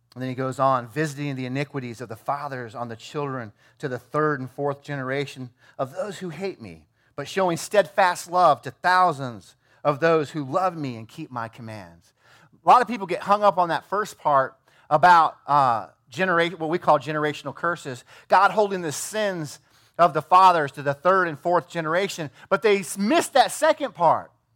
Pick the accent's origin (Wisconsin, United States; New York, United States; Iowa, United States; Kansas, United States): Iowa, United States; I'm from Iowa